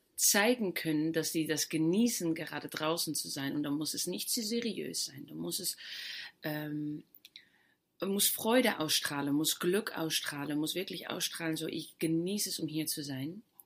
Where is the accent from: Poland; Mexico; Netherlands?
Netherlands; German is a second language; moved away; Ich komme ja aus Holland